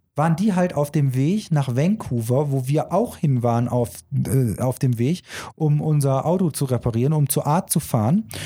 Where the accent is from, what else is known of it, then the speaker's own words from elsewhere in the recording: Germany; bei uns in Deutschland